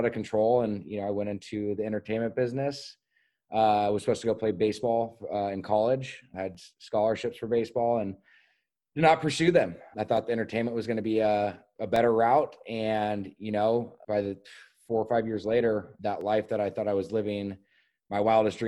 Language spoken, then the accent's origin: English; Laguna Beach, California, United States; born and raised in Newport Beach at Hoag Hospital, grew up in Laguna Beach, Emerald Bay, Southern California kid